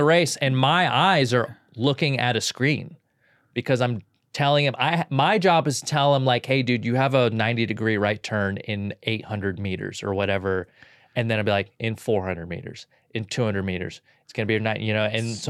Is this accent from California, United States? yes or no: yes; California, United States; There's parts of me that are very bro stuff growing up in Southern California.